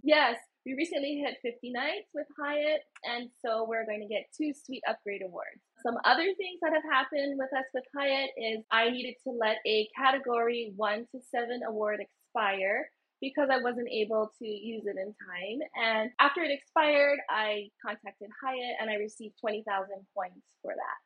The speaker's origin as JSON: {"language": "English", "region": "Hawaii", "country": "United States", "said": "in Hawaii, where I'm from, and I'm also Hawaiian"}